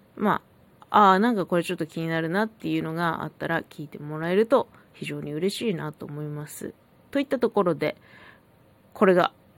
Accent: Hokkaido, Japan; 北海道生まれ、北海道育ちのさんじゅうさんさい

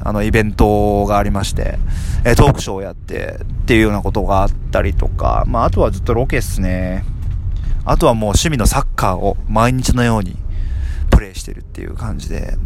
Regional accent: Tokyo, Japan; 僕もですね、あの、東京出身なので

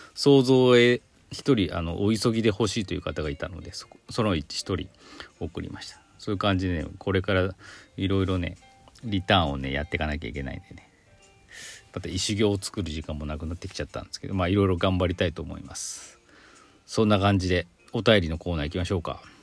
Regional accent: Aichi, Japan; その生まれ私愛知県なんですけど

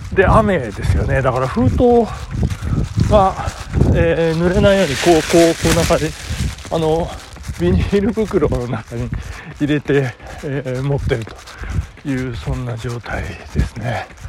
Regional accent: Nagano, Japan; 私の住んでるというか私の実家がある南堀地区

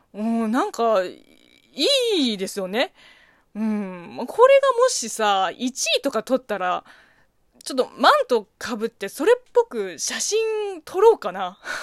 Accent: China; Japanese is a second language; now in Japan; 中国生まれ中国育ち

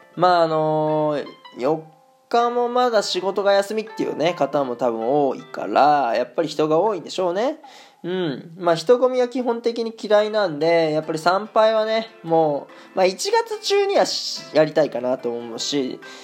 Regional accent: Japan; born or raised there; moved away as an adult; now in Germany

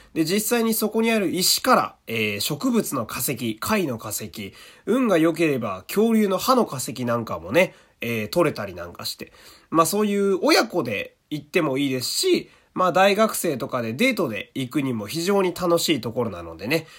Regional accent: Fukui, Japan; 僕は地元福井県

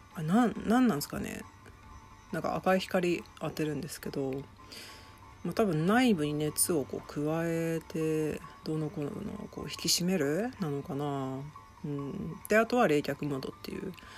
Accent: Shizuoka, Japan; also born or lived in Tokyo; 私今静岡の実家の方に住んでてで東京にも部屋を借りてるんですけど

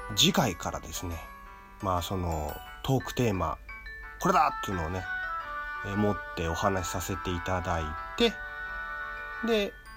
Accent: Tokyo, Japan; 生まれも育ちも東京

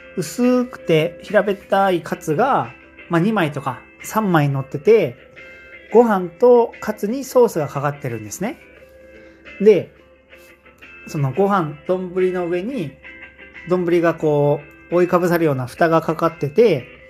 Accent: Fukui, Japan; 僕はずっと福井で育ったので

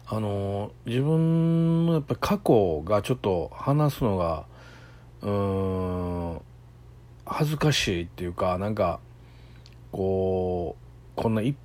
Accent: Kobe, Hyogo, Japan; 僕神戸のとあるね超超超超下町で生まれました。

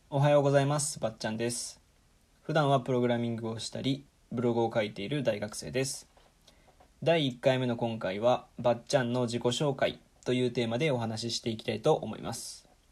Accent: Nagoya, Aichi, Japan; moved away; 僕は愛知県の名古屋市出身

